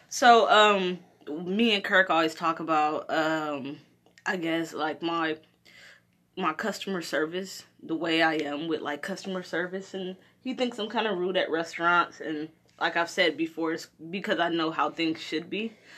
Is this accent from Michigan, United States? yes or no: yes; Detroit, Michigan, United States; I'm from Detroit